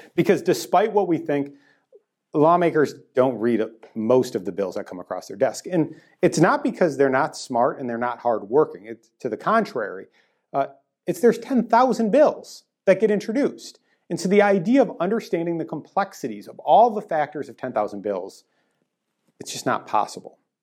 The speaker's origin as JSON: {"language": "English", "town": "Green Bay", "region": "Wisconsin", "country": "United States", "tie": "born or raised there", "moved": "yes", "lives_now": "Illinois, United States", "said": "I grew up in Green Bay"}